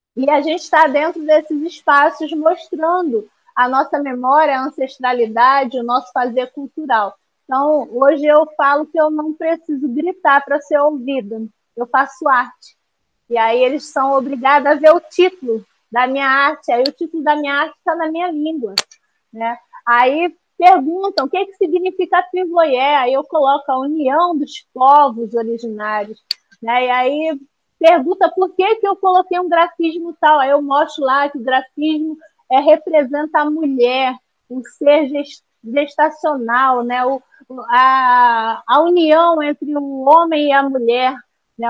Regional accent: Duque de Caxias, Rio de Janeiro, Brazil; also born or lived in Esperança, Paraíba / Lagoa do Mato, Paraíba; eu cresci em Jardim Anhangá, terceiro distrito

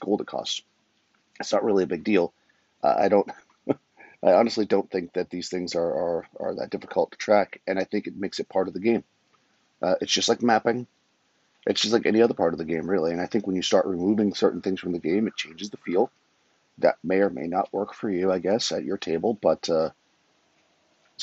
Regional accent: Massachusetts, United States; moved away; also born or lived in New York / Florida; I'm from Massachusetts originally.

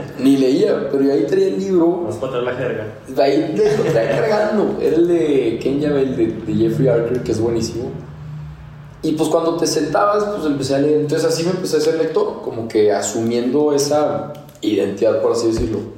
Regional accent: Torreón, Coahuila, Mexico; now in Mexico City, Mexico; Este, y por más que repito que soy de Torreón, que soy de Torreón, como que a la gente medio que se le queda, medio que no. Y ahorita ya nos fuimos a Ciudad de México a seguir emprendiendo hace tres meses que estamos allá.

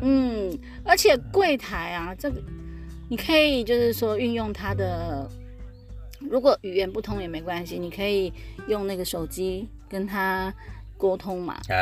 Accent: Taiwan; 因为我们台湾人很

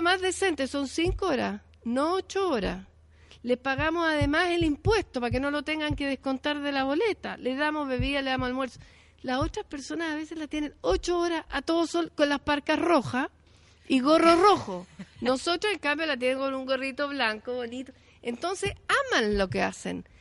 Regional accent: Chile; como chilenas y chilenos

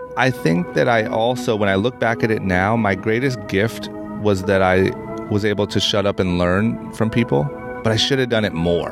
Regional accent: Akron, Ohio, United States; now in Los Angeles, United States; I'm from Akron, Ohio

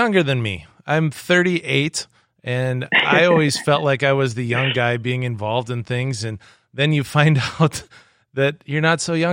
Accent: Webster, South Dakota, United States; I'm from Webster, South Dakota, up in Northeast South Dakota.

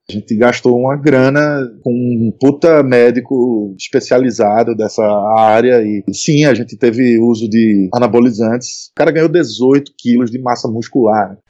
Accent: Northeast Region, Brazil; a gente é nordestino, e então a gente já sofreu, porra, eu sou branco, sou classe média, tá, mas eu sofro por conta do sotaque

